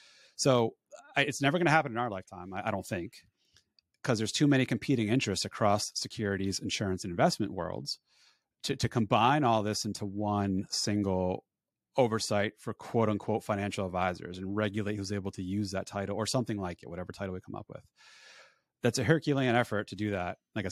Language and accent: English; Northeast, United States; So born and raised in the Northeast, I'm over winter.